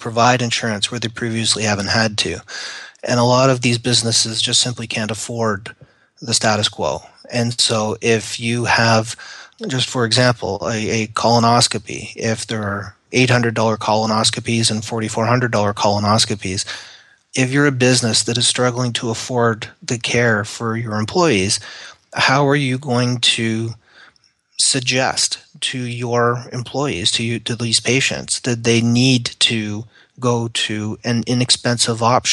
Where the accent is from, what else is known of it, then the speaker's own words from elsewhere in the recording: Canada; moved away as an adult; now in United States; I am a Canadian that has emigrated to the United States.